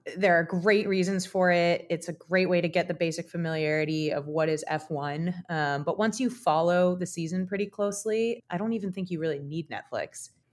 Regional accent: United States; as an American

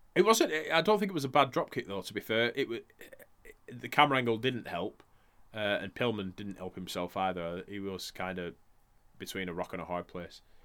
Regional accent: Blackburn, North West England, United Kingdom; we're from Blackburn

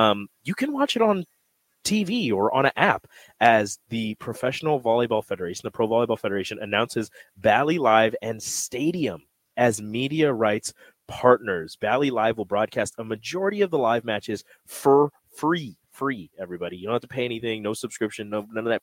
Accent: Omaha, Nebraska, United States; moved away; I got family in Omaha. I grew up in Omaha. 18 years of my life I spent here

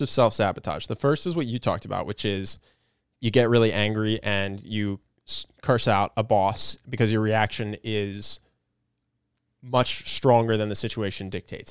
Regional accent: United States; as an American

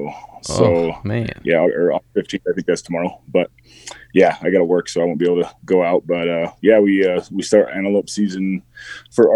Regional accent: southeast Wyoming, United States; I grew up in Wyoming and grew up, in a rural ranch community in southeast Wyoming

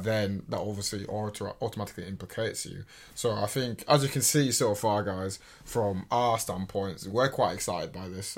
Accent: England, United Kingdom; we're English

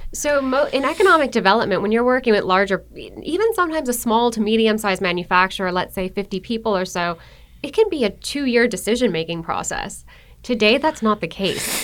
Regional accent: Buffalo, New York, United States; moved away as an adult; also born or lived in Virginia / Brunswick, Georgia; now in Georgia, United States; I was raised in Buffalo, New York, born and raised

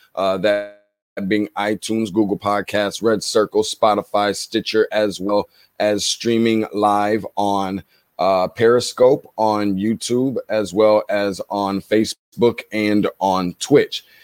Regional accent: Michigan, United States; my home state

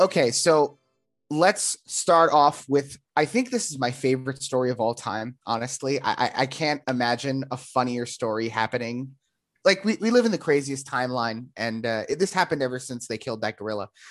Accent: New Jersey, United States; moved away; I grew up in New Jersey

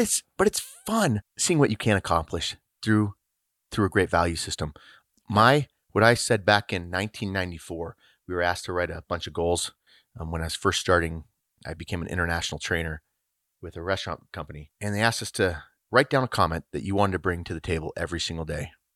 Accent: Littleton, Colorado, United States; Originally from Littleton, Colorado.

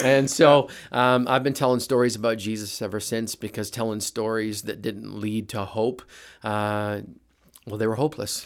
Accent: Brandon, Manitoba, Canada; moved away as an adult; now in United States; grew up in Manitoba, Toba in a little town called Brandon

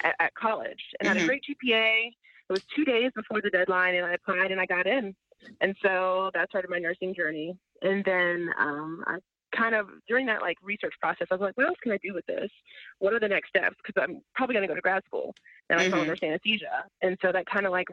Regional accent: Virginia, United States; I am originally from Virginia, went to undergrad at Virginia Commonwealth University in Richmond, Virginia

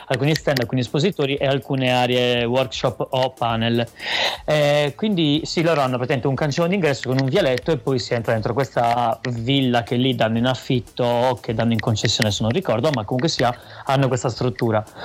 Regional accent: Sassari, Sardinia, Italy; in Sardegna, cioè, mm, quindi nella mia terra, cioè nella nostra terra, nella nostra città

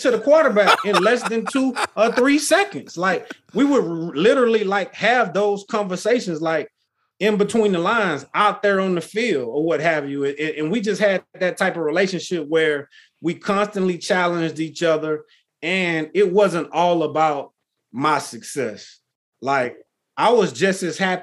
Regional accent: Texas, United States; I grew up in Texas

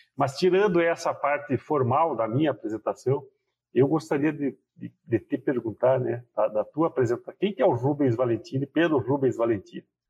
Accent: Rio Grande do Sul, Brazil; eu sou gaúcho e o gaúcho usa o tu

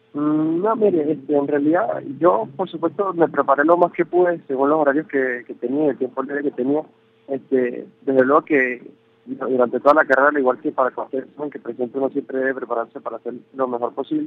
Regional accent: Venezuela; moved away as an adult; nosotros como, como universidad venezolana

